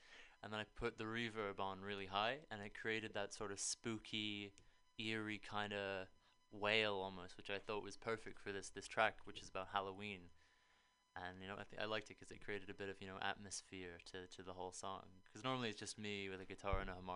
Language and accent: English; Langley, South East England, United Kingdom; moved away as an adult; also born or lived in Toronto, Canada; now in United States; I was raised pretty much in London, England. I say London, but it's actually a tiny, tiny village just outside called Langley